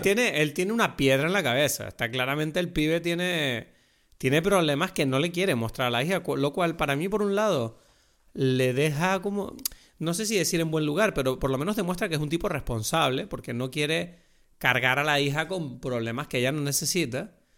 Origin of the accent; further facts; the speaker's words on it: Lanzarote, Canary Islands, Spain; yo crecí en Lanzarote, en un entorno turístico.